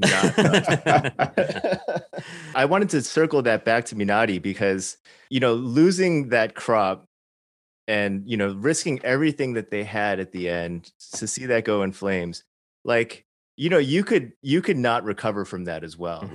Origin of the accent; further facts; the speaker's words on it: Chicago, Illinois, United States; I grew up in suburban Chicago, not Arkansas